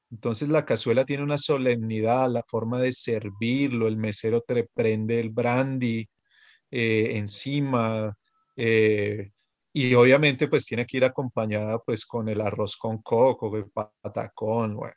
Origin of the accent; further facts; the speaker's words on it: Bogotá, Bogotá Capital District, Colombia; yo soy de Bogotá, pero todo, yo creo que no hay, bueno, sí debe haber, claro que sí, pero, pero muchos bogotanos pues tenían pensado ir a San Andrés.